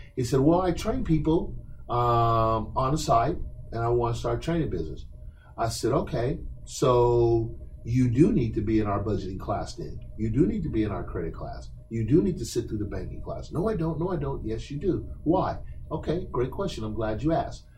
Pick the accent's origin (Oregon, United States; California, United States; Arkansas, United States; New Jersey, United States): Oregon, United States; Portland; when I was a young person growing up in Northeast Portland in the late 70s